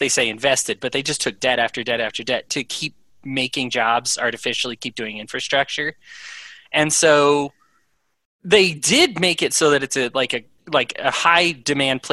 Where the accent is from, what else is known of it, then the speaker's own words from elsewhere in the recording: Aurora, Colorado, United States; now in Utah, United States; I'm actually from Aurora. I live out here in Utah, but I've actually spent the majority of my life in Aurora